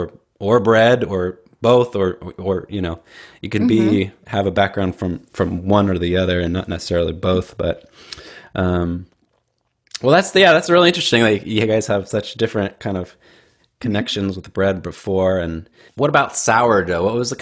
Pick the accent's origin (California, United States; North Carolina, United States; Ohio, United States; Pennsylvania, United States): California, United States; Patterson; here in the U.S., Central Valley. I'm from Patterson, which is right around Modesto. I'm in Sherlock right now.